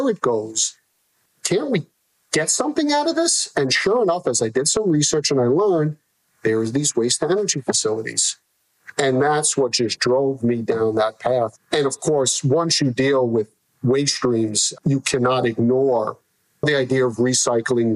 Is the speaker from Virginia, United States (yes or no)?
no; New York City, New York, United States; I grew up in New York City